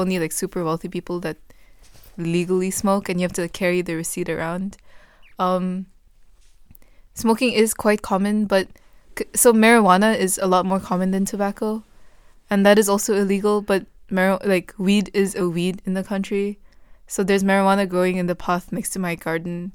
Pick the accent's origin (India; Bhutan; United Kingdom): Bhutan; moved away; I said I was from Bhutan